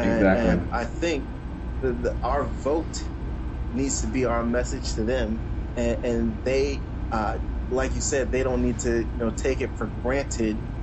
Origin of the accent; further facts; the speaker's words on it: United States; we as American people